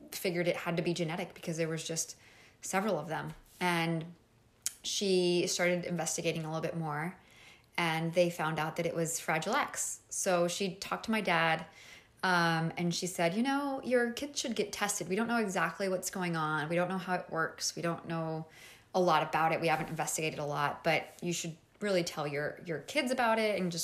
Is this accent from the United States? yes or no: no; Mexico; moved away as an adult; I am originally from Mexico, and I was living in Mexico. I was about like 25 maybe